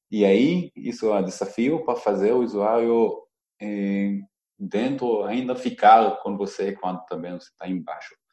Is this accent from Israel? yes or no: yes; Israel; Portuguese is a second language; now in Brazil; talvez porque eu vim de Israel e conheço um pouco diferente, é mundo da torcida lá